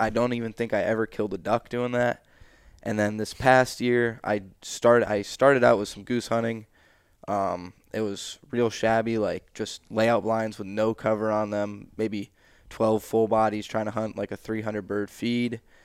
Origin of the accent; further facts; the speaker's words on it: central New York, United States; forty-five minutes in the area of Coble Skill is where I grew up, the central New York